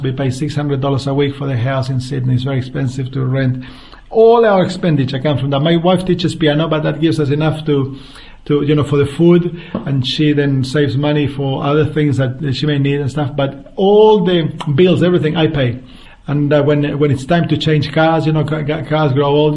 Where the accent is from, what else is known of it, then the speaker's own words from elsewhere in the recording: central Chile, Chile; moved away as an adult; now in Australia; I grew up in the center part of Chile in a farm